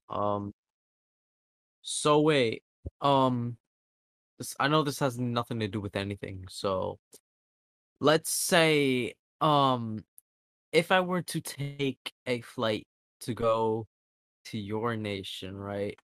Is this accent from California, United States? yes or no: no; New Jersey, United States